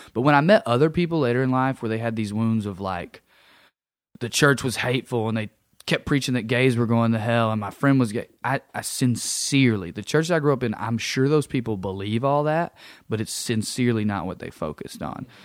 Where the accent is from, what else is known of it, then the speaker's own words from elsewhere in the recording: Sunbright, Tennessee, United States; moved away; Sunbright, Tennessee. I grew up in a little town in East Tennessee